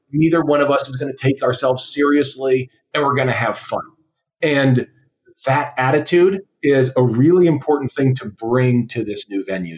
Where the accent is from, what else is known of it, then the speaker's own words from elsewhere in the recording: West Coast, United States; I was young and from the West Coast